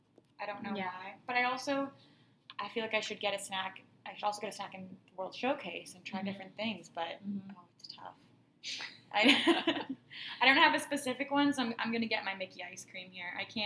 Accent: Canada; We're from Canada

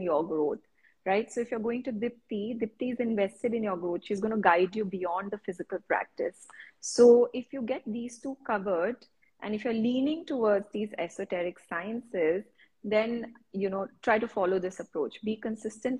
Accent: India; as Indian women

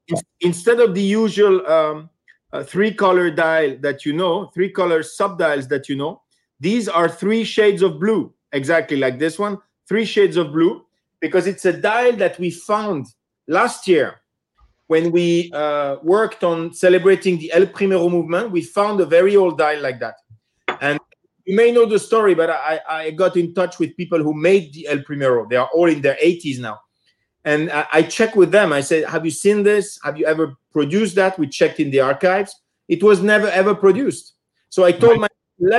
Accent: Geneva, Switzerland; moved away as an adult; also born or lived in New York, United States / Hong Kong; I'm a Swiss citizen born and raised in Geneva, originally from Italy.

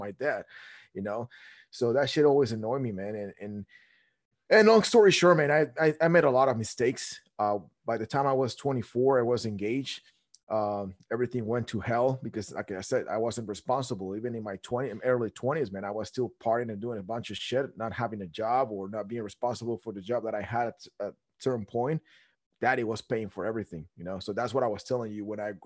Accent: Guatemala; moved away as an adult; now in United States; I was born and raised in Guatemala. I moved to the States

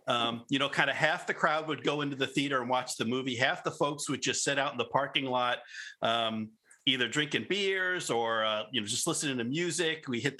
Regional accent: New Jersey, United States; I grew up in New Jersey

